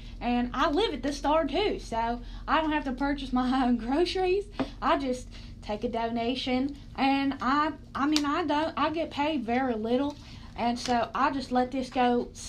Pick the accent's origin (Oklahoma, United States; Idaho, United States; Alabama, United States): Oklahoma, United States; Well, growing up in Oklahoma, nothing really surprises me. I mean, everyone living in Oklahoma was either normal or a kook and a half.